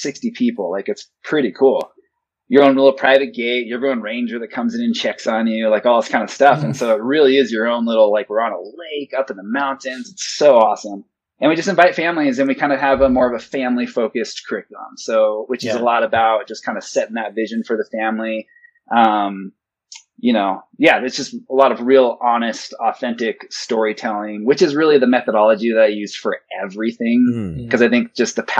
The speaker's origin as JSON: {"language": "English", "region": "Montana", "country": "United States", "tie": "born or raised there", "said": "I grew up in Montana"}